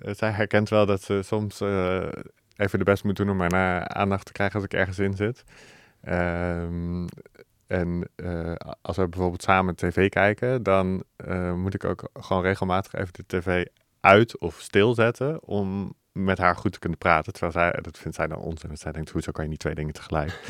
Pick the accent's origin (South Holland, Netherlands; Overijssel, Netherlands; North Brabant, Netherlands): North Brabant, Netherlands; 's-Hertogenbosch; moved away as an adult; ik kom uit Den Bosch. daar heb ik 19 jaar gewoond